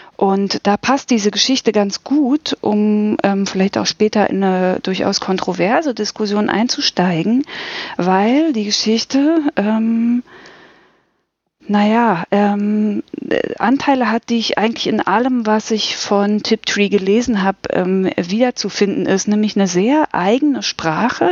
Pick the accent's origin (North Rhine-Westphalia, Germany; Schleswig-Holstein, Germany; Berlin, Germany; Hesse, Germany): Berlin, Germany; ich bin aus Berlin